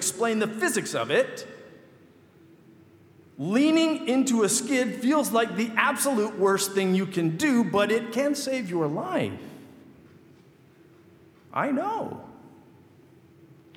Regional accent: Michigan, United States; moved away; I grew up in Michigan

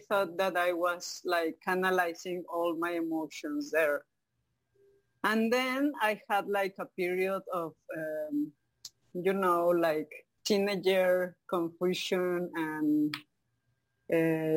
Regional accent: Mexico City, Mexico; English is a second language; moved away as an adult; now in Cozumel, Mexico; I was born in Mexico City. And when I was a little child, my both parents were like working all day.

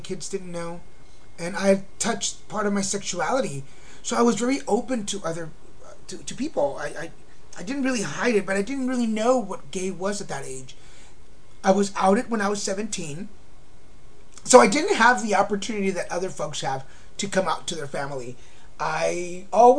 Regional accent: Texas, United States; also born or lived in Mexico; now in Laguna Beach, United States; I was born in Mexico and raised in Texas

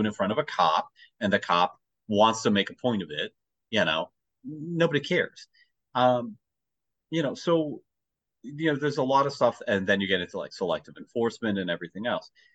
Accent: United States; as an American, you know, we have our own history

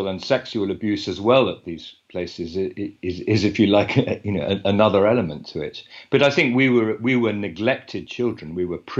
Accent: United Kingdom; I'm a British journalist and author.

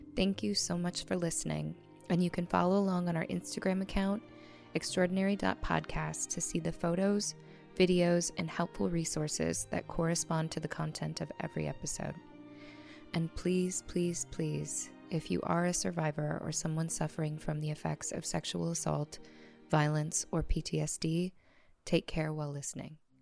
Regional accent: La Crosse, Wisconsin, United States; moved away as an adult; also born or lived in Chicago / Los Angeles; we're from the Midwest, Uh, I was born in a town called La Crosse, Wisconsin in the eighties.

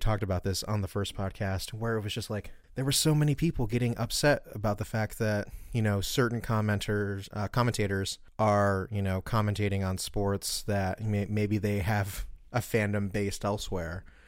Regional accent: Baltimore, Maryland, United States; I'm from Baltimore

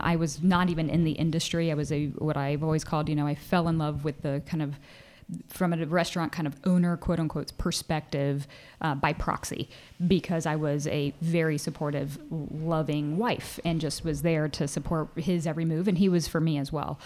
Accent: Indianapolis, Indiana, United States; moved away; I grew up in Indianapolis, Indiana

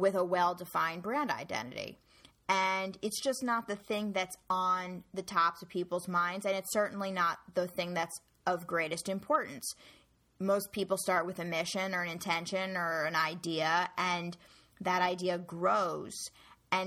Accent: New York, United States; I was born and raised in New York

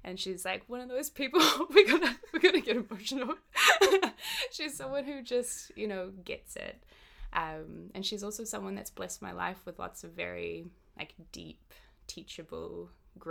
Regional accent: Auckland, New Zealand; we grew up in East Auckland, which when I was young

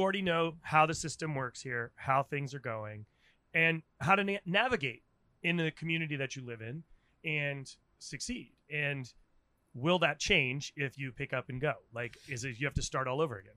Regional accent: Rhode Island, United States; moved away as an adult; also born or lived in Washington, D.C.; now in San Francisco, United States; I'm from Rhode Island

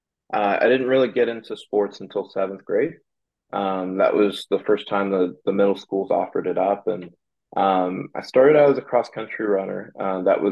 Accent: Dallas, Texas, United States; moved away as an adult; also born or lived in Davidson, North Carolina; I am originally from Dallas, Texas

